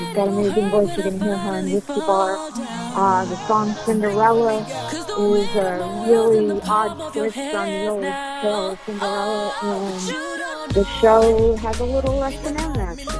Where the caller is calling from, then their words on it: Mountain Top, Pennsylvania, United States; I'm calling from Mountain Top, Pennsylvania.